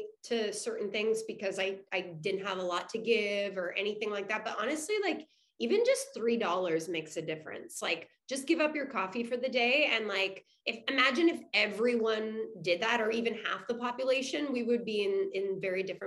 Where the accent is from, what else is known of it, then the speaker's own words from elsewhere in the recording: Canada; as a Canadian